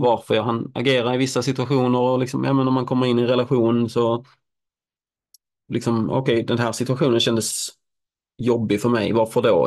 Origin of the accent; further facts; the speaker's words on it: Helsingborg, Skåne, Sweden; moved away; Helsingborg, min hemstad